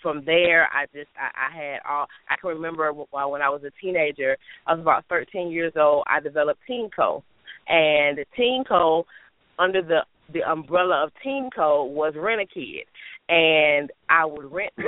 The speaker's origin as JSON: {"language": "English", "town": "Detroit", "region": "Michigan", "country": "United States", "tie": "born or raised there", "moved": "as an adult", "lives_now": "Alabama, United States", "said": "I am now in Alabama, but I was born and raised in Detroit, Michigan"}